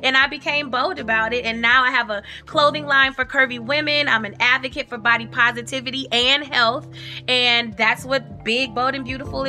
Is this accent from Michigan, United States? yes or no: yes; Detroit, Michigan, United States; Where am I from? Detroit, Michigan. Mm-hmm. I'm a city girl. I am also in the suburbs now.